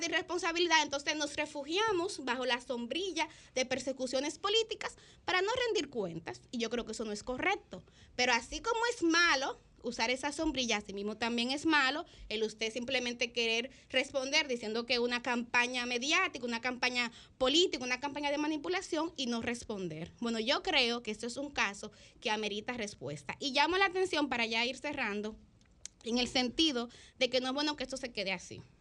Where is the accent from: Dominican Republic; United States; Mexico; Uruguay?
Dominican Republic; que es lo que yo creo que como país, que como República Dominicana, nos eh, conviene.